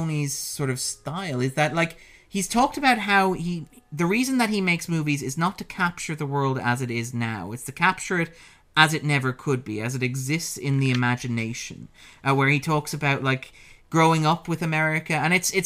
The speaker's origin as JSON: {"language": "English", "country": "Ireland", "said": "we're both Irish"}